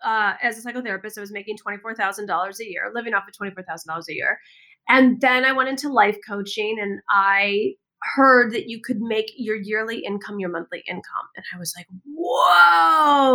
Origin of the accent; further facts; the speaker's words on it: Michigan, United States; moved away as an adult; also born or lived in California / Washington; I grew up in the Midwest in the United States, in Michigan.